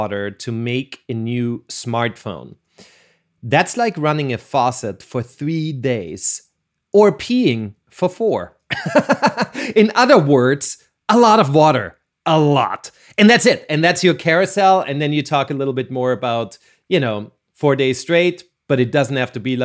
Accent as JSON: {"language": "English", "country": "Austria", "said": "I'm from Austria"}